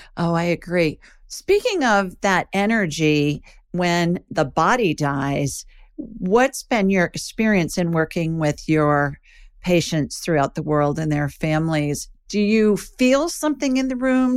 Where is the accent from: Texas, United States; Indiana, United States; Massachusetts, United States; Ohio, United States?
Ohio, United States; Columbus; when I was little, growing up in Ohio, there's a funeral home, Egan Ryan in Columbus, Ohio